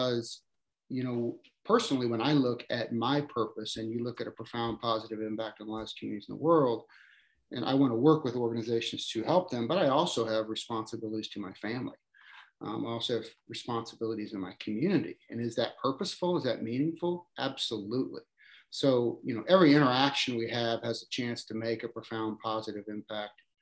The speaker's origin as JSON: {"language": "English", "country": "United States", "tie": "born or raised there", "said": "I grew up in a small town, suburb of Kansas City, really founded by Slavic immigrants."}